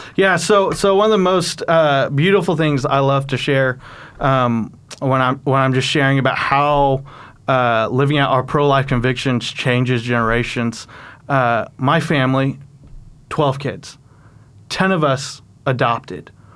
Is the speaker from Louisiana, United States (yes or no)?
no; Oklahoma, United States; also born or lived in South Korea / Texas; I grew up in Oklahoma, and so was able to make the migration back home.